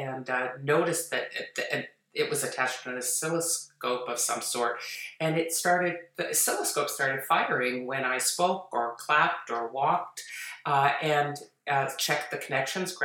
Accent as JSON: {"language": "English", "town": "Toronto", "region": "Ontario", "country": "Canada", "tie": "born or raised there", "said": "I grew up in Toronto, in Toronto, Ontario"}